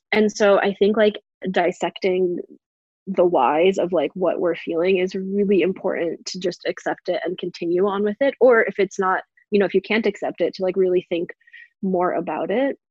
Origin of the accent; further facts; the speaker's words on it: New Hampshire, United States; also born or lived in New York; I was raised in New Hampshire, which is clearly very exotic, but what's where I am now